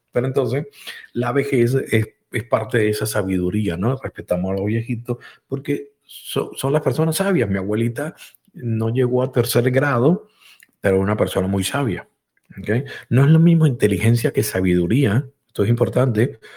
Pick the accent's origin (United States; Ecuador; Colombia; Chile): United States; Yo, yo soy norteamericano, eh, soy estadounidense, estadounidense, como dije la otra vez.